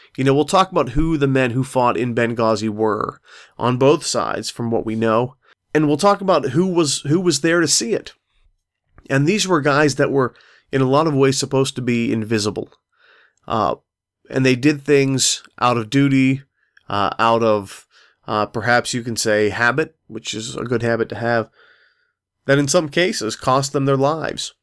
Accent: Pittsburgh, Pennsylvania, United States; I'm from Pittsburgh

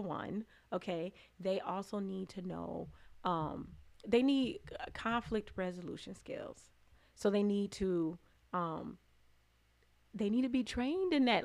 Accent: Chicago, Illinois, United States; now in Lansing, United States; Chicago, Illinois. Okay. Um, my parents um, moved to the suburbs when I was little

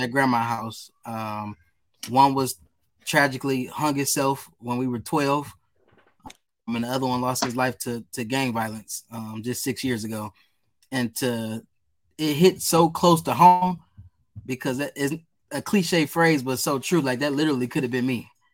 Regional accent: Detroit, Michigan, United States; growing up as a kid, I was a goofy, silly guy. Um, really into sports. Um, as you know, on the East Side

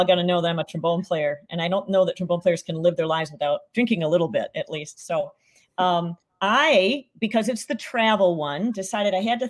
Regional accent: Petoskey, Michigan, United States; I live right on Lake Michigan. And we went all the way up to Charlevoix, which is up near my hometown of Petoskey, up in the beautiful, beautiful part of northern Michigan.

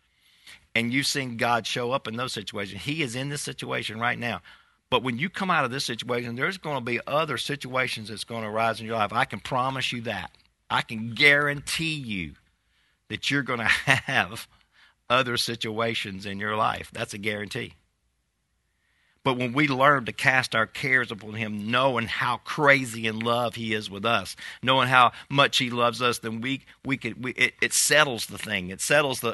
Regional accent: United States; we as American people

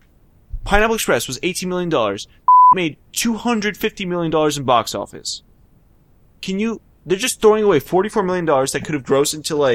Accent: United States; we're all going to suffer as American people

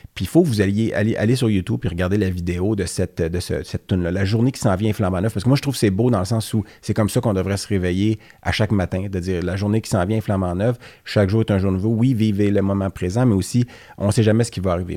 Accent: Laval, Quebec, Canada; je suis né à Laval, j'ai grandi à Laval

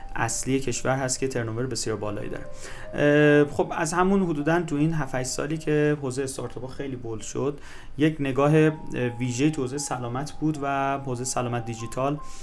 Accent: Mazandaran, Iran; من خودم مازندرانی هستم

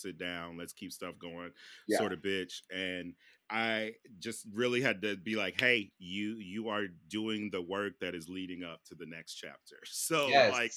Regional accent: Midwest, United States; I grew up in the Midwest too.

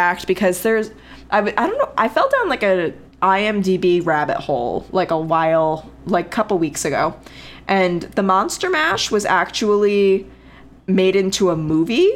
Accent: Connecticut, United States; I grew up in Connecticut

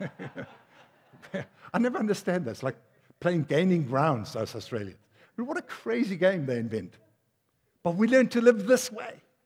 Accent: Durban, KwaZulu-Natal, South Africa; also born or lived in Denmark; I come from Durban

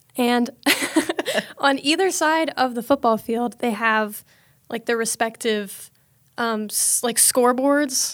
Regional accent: Snellville, Georgia, United States; I am from Snellville, Georgia

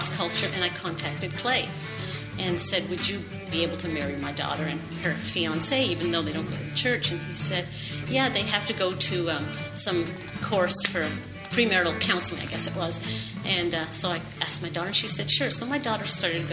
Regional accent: Canada; moved away; I'm originally from Canada, and my parents used to take us to church every week

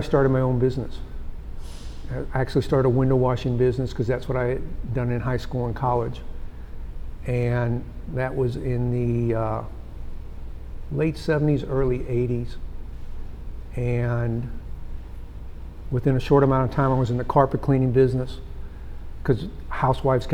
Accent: St. Louis, Missouri, United States; now in Dallas, United States; I grew up in St. Louis, which you know is a barbecue area.

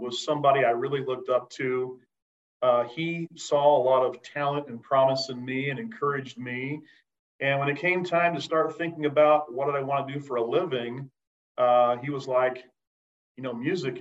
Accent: Bedford, Indiana, United States; I'm actually from Bedford, Indiana, and grew up in a kind of a smaller town south of Bloomington, Indiana

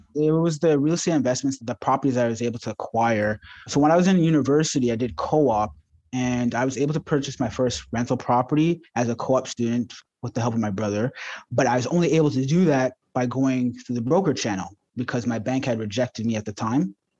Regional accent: Ajax, Ontario, Canada; also born or lived in Toronto; I grew up in the suburbs of Ajax

